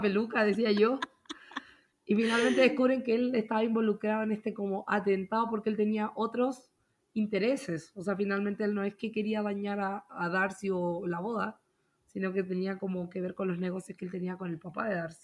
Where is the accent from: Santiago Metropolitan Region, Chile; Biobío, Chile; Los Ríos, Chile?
Santiago Metropolitan Region, Chile; Santiago; moved away as an adult; also born or lived in Puerto Montt, Chile; now in Utah, United States; yo soy de Santiago